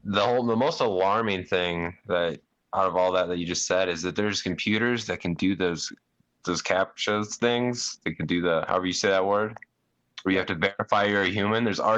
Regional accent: Iowa, United States; I'm from Iowa.

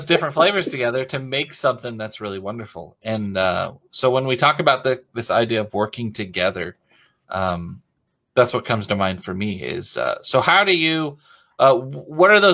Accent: the Northwest, Pacific Northwest, United States; moved away; I grew up in the Northwest.

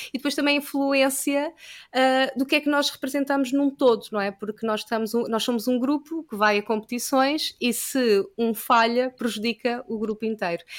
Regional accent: Lisbon, Portugal; also born or lived in Caldas da Rainha; Eu, eu nasci uh, em Lisboa, eu sempre que vivi aqui

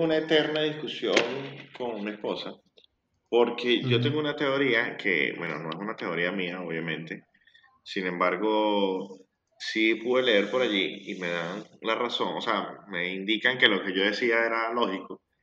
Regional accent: La Guaira, Venezuela; now in Argentina; Yo soy de La Guaira. Es lo que no sepan que es La Guaira, es una zona costera de Venezuela.

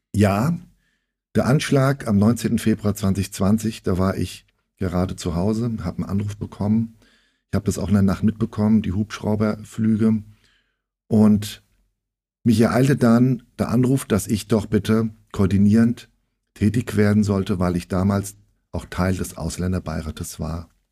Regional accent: Frankfurt, Hesse, Germany; ich bin 1966 in ähm, Frankfurt geboren. Naja, ich bin also jetzt 57 Jahre alt und viele nennen mich ähm, und auch ich mich selbst als Frankfurter Bub.

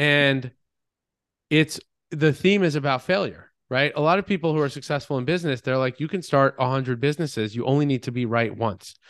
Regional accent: Long Island, New York, United States; moved away as an adult; also born or lived in Boston; I grew up on Long Island. I did what typical Long Islanders

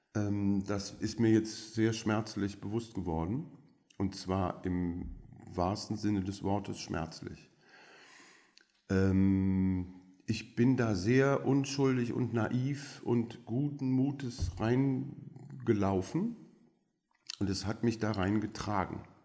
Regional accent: Belgium; first language French; German is a second language; also born or lived in Aachen; now in Berlin, Germany; Ich bin tatsächlich in Belgien mit erster Sprache Französisch aufgewachsen

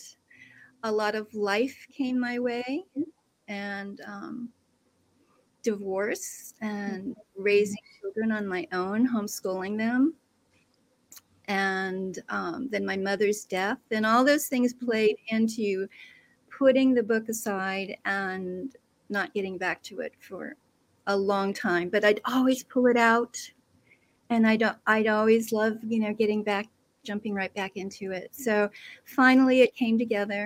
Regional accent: Midwest, United States; moved away as an adult; now in Pacific Northwest, United States; I grew up in the Midwest

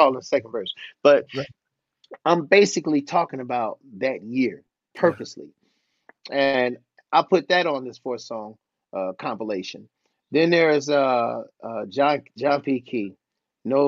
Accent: Cleveland, Ohio, United States; me growing up in Cleveland, Ohio

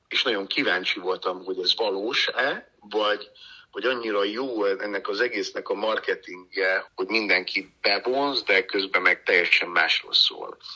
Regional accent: Slovakia; also born or lived in United States; now in Hungary; hiszen én felvidéken születtem, ugye, Csehszlovákiában

